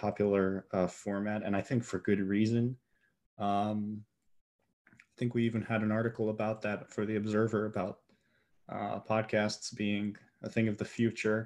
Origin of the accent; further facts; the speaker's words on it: Milwaukee, Wisconsin, United States; now in central Wisconsin, United States; I live in central Wisconsin. Originally, I was born in Milwaukee